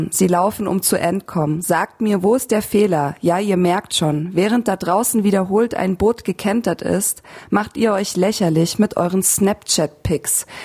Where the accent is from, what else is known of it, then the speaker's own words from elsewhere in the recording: Ruhr area, North Rhine-Westphalia, Germany; ein äh, Festival bei uns im Ruhrpott